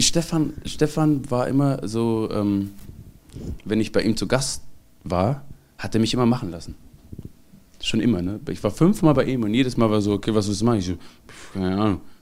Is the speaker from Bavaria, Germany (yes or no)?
no; Mössingen, Baden-Württemberg, Germany; now in Cologne, Germany; ich bin Schwabe, eine Mischung aus, also eritreischer Schwabe. Ich bin da aufgewachsen